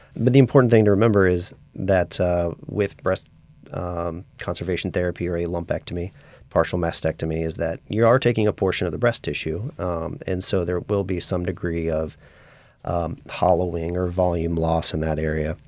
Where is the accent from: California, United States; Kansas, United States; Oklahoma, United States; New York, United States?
Kansas, United States; Wichita; moved away as an adult; also born or lived in Spartanburg, South Carolina; now in New Orleans, United States; I grew up in Wichita, Kansas